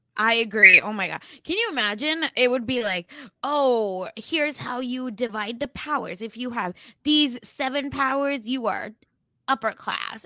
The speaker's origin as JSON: {"language": "English", "region": "Oklahoma", "country": "United States", "accent": "Oklahoma American", "said": "my Oklahoma American accent"}